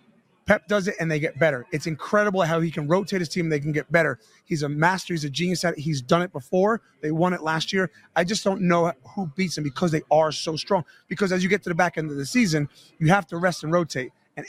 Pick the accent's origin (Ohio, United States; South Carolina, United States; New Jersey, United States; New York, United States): New Jersey, United States; moved away as an adult; also born or lived in Manchester; I'm a kid from Jersey.